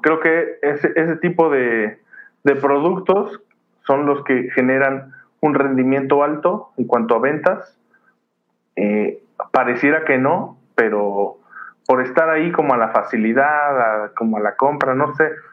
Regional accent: Mexico; como mexicanos

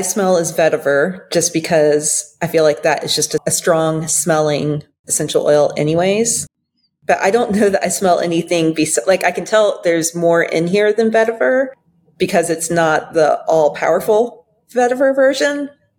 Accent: Belgium; I grew up overseas in Belgium and in Flemish, and I assume Dutch as well.

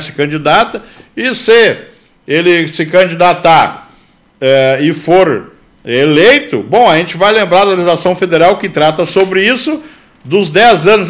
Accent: Brazil; Sou brasileiro com muito orgulho

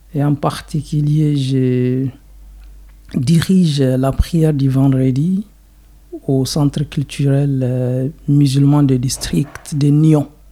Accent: Zinder, Zinder Region, Niger; French is a second language; moved away as an adult; also born or lived in Egypt; now in Switzerland; je suis né au Niger, dans une ville qui s'appelle euh, Zinder. C'est encore la deuxième grande ville

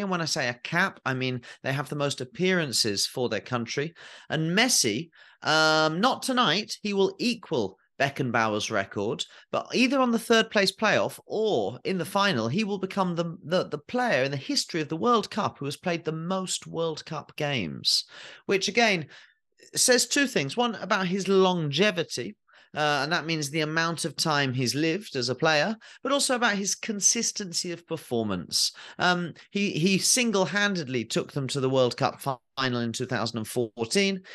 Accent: England, United Kingdom; as an English person, as a twelve-year-old or thirteen-year-old

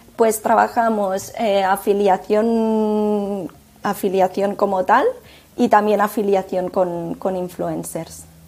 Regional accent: Tarragona, Catalonia, Spain; es una empresa que está también basada en Tarragona, cosa que, es de donde soy

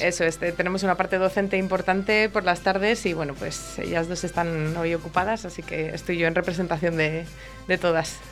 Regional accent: Castile and León, Spain; como buenas españolas

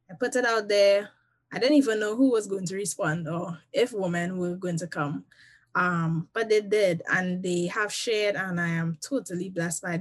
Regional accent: Trinidad & Tobago; now in United States; they know first and foremost that I am a Trinidadian and a Trinidadian at heart.

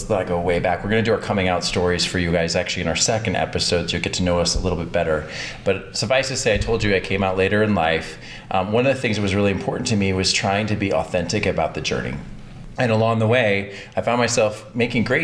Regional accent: Texas, United States; now in Atlanta, United States; I'm actually originally a Texan

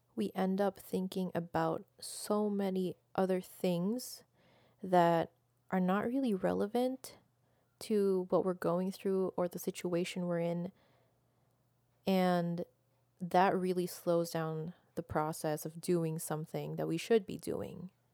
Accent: Philippines; moved away as an adult; now in Canada; I am Filipino, born and raised in the Philippines, and I just moved to Canada a little less than a decade ago

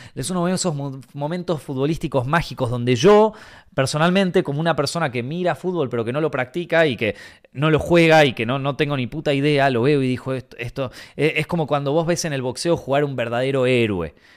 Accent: Argentina; moved away as an adult; now in Madrid, Spain; yo no me fui de Argentina porque, porque no me gusta el país, porque yo estaba bastante bien ahí

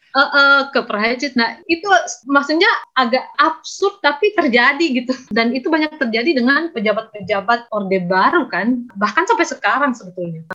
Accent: Majene, West Sulawesi, Indonesia; moved away; also born or lived in Makassar; saya lahir dan besar di Majene

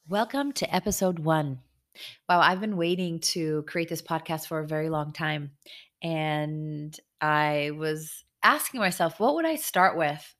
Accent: Israel; I was born in Israel

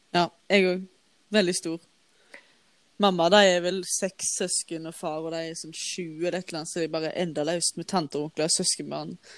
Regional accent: Våge, Norway; moved away; jeg våkna hjemme i Våge, der jeg kommer fra

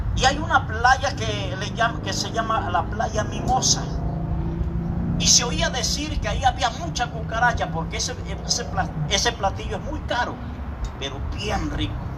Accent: Acapulco, Guerrero, Mexico; moved away as an adult; nosotros somos de Acapulco, Puerto orilla al mar

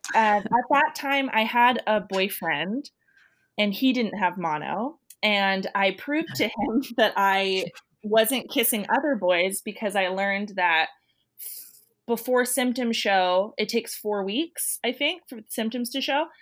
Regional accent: Santa Rosa, California, United States; Santa Rosa is my hometown

